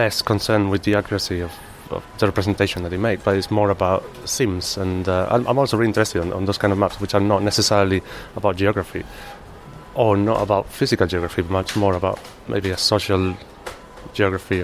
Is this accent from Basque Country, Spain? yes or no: no; Malaga, Andalusia, Spain; English is a second language; moved away as an adult; now in London, United Kingdom; I'm originally from Spain. Probably can't tell. From Malaga.